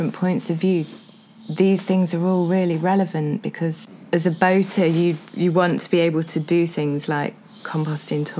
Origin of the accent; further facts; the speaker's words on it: Sandiacre, East Midlands, United Kingdom; also born or lived in London; I was brought up in Sandyacre, which is near here